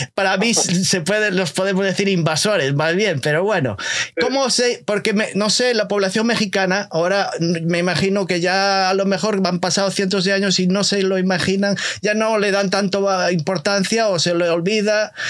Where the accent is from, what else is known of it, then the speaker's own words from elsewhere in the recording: Galicia, Spain; yo soy eh, español eh, de Galicia